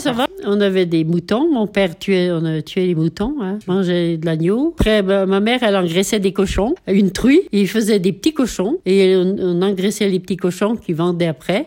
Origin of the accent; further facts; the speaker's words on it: Notre-Dame-de-Bellecombe, Auvergne-Rhône-Alpes, France; je suis née à Notre-Dame de Bellecombe le 20 novembre 1938.